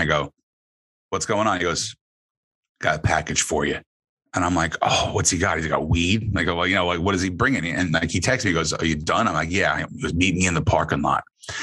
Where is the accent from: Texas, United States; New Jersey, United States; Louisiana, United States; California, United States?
New Jersey, United States